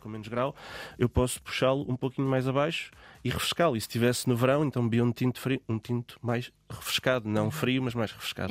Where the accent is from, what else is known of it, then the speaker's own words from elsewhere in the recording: Guarda, Centro, Portugal; eu sou da Guarda